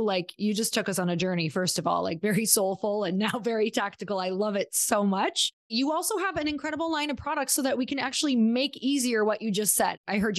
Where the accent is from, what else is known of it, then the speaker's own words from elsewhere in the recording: Midwest, United States; I'm originally from the Midwest. I grew up there